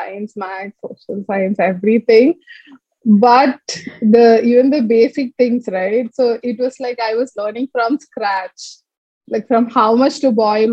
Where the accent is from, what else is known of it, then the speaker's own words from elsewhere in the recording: Chennai, Tamil Nadu, India; moved away as an adult; also born or lived in Palakkad / Delhi / Trivandrum / Bangalore; now in Coimbatore, India; we came to Chennai. I think like that was like 15 to 16 years in Chennai. Schooling was completely there.